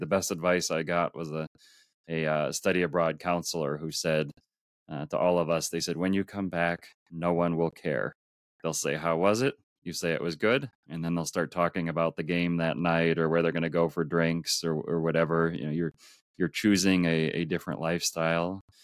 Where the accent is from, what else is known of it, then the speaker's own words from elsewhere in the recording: Minneapolis, Minnesota, United States; I grew up in Minneapolis, Minnesota, in the U S